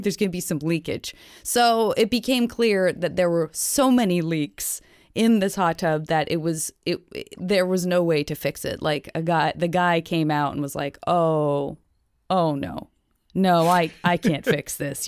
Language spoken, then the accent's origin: English; Tucson, Arizona, United States; moved away; I grew up around them in Tucson, Arizona